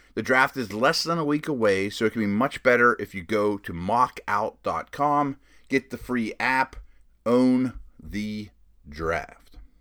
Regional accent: Pittsburgh, Pennsylvania, United States; I'm from Pittsburgh. I live in Pittsburgh now, so that's home. Grew up somewhat of a Pitt fan too

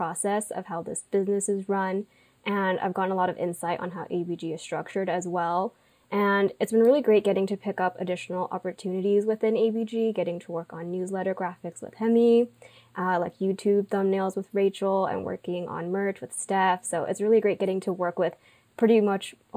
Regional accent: Irvine, California, United States; I grew up, like Janet, in Orange County. So I'm from Irvine

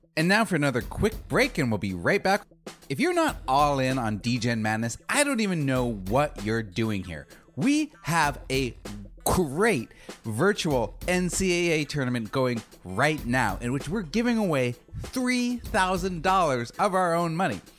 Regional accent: Arizona, United States; growing up in Arizona

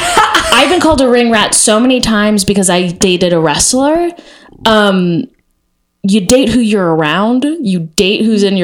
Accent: Texas, United States; I like was part of this thing called Noise House when I was growing up in Texas, is just a conglomerate of freaks.

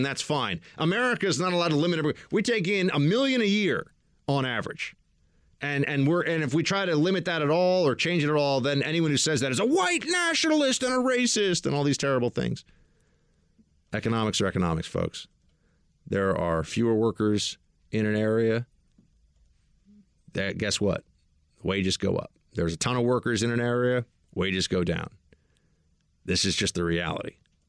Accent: Oshkosh, Wisconsin, United States; I'm from Oshkosh, and I love Wisconsin.

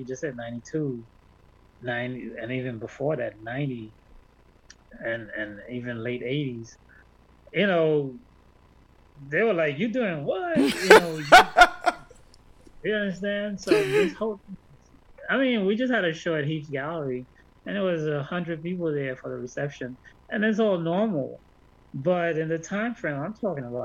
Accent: Haiti; moved away; also born or lived in Brooklyn, New York; I'm a student here. I'm from Haiti. I'm an artist

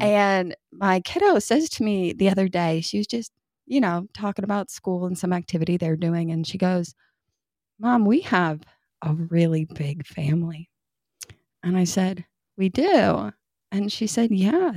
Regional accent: New York, United States; now in Kentucky, United States; I'm from New York

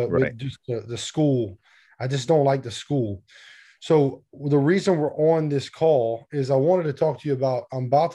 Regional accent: between Lafayette and Lake Charles, South Louisiana, United States; I'm from Louisiana

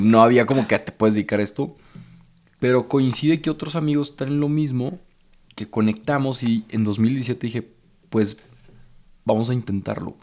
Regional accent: Torreón, Coahuila, Mexico; moved away; also born or lived in Monterrey; yo vengo de Torreón, soy del 93, de 1993.

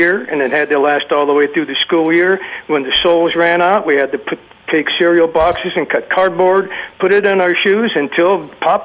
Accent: Youngstown, Ohio, United States; now in Sacramento, United States; I was born in Youngstown, Ohio, in a steel town, 1943. Grew up.

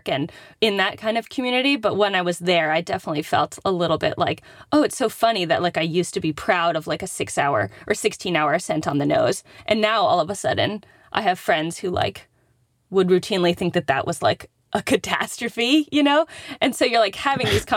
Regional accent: East Coast, United States; I'm from the East Coast

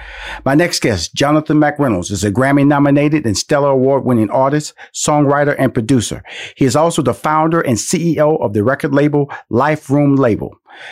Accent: Houston, Texas, United States; I know that I'm from Houston, Texas

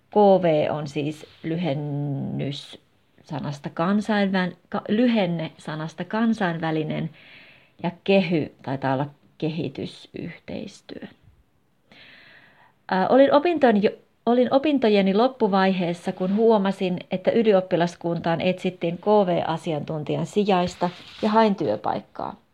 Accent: Hungary; Finnish is a second language; moved away as an adult; now in Finland; ja olen kotoisin Unkarista. Olin 19-vuotias, kun tulin Suomeen vuodeksi, mutta en sitten koskaan lähtenytkään, vaan hain yliopistoon Suomessa.

